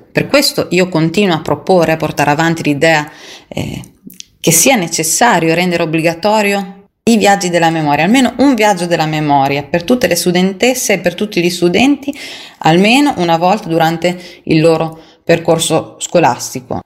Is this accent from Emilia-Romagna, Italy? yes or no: yes; Marzabotto, Emilia-Romagna, Italy; born or raised there